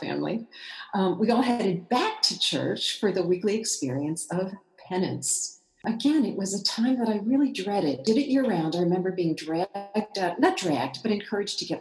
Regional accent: Long Island, New York, United States; now in Chicago, United States; I grew up not here in Chicago, but on Long Island, in a very typical Irish Catholic middle-class suburban family in the 1950s

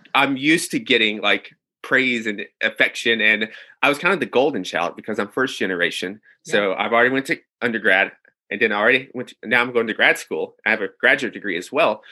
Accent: Nashville, Tennessee, United States; moved away as an adult; also born or lived in New York City; I'm from Nashville, Tennessee

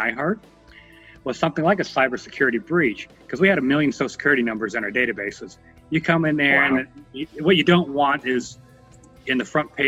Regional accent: South Korea; now in United States; I wasn't born in the United States. My mom was born in Korea. I was born in Korea

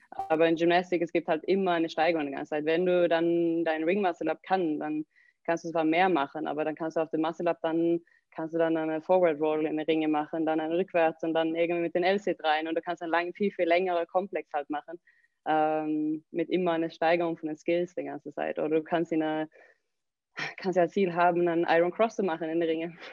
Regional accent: southern Sweden, Sweden; German is a second language; also born or lived in Germany; now in Recklinghausen, Germany; ich komme aus Südschweden. Ähm, meine Eltern wohnen in der Nähe von äh, Malmö. Also wirklich ganz Südschweden.

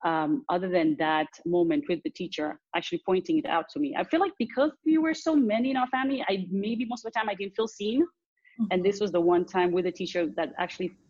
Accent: Dar es Salaam, Tanzania; also born or lived in Nairobi, Kenya; I grew up between Dar es Salaam, the city I'm from, and Nairobi, Kenya.

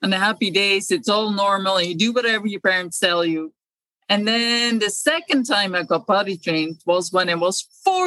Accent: Amsterdam, North Holland, Netherlands; now in Ireland; I'm originally from Amsterdam, born and raised in Amsterdam

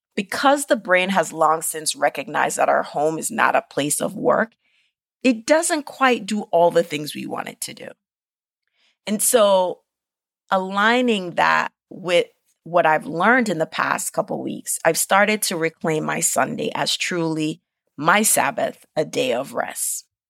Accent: Jamaica; moved away; growing up in Jamaica

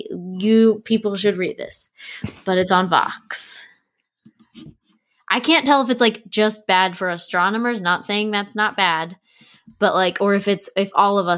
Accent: Maryland, United States; Kind of everywhere, but mostly Maryland.

